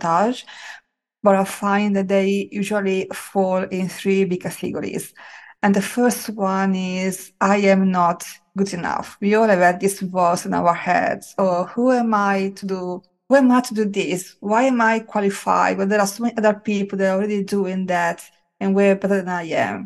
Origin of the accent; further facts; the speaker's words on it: Italy; I grew up with in Italy